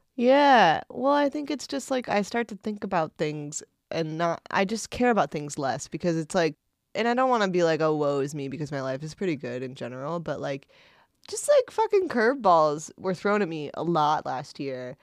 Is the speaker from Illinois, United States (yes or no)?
no; Indiana, United States; I grew up in Indiana